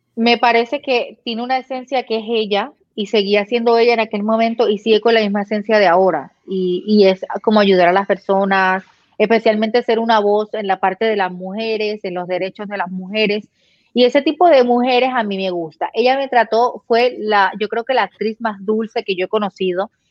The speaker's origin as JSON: {"language": "Spanish", "country": "Puerto Rico", "moved": "yes", "lives_now": "Florida, United States", "said": "nosotros como puertorriqueños tenemos familia allá y estamos aquí"}